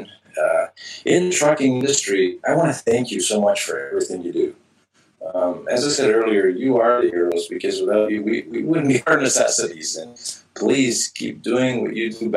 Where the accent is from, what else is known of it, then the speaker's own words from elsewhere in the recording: Canada; being a Canadian myself